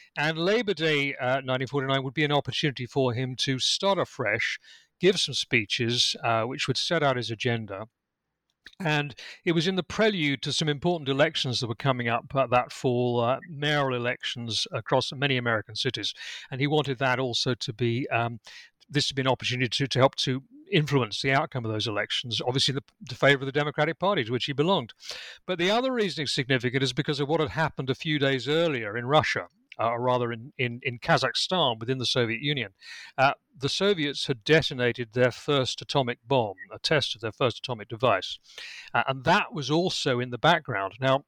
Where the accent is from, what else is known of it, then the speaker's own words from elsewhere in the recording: United Kingdom; accent: British; Well, as I think you can tell from my accent, I'm British. I'm actually speaking to you from my home in Lincolnshire in England.